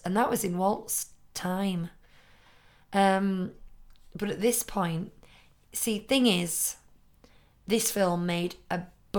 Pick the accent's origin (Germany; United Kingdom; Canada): United Kingdom; As a British person, I'll never get over you pronouncing Bernard as Bernard.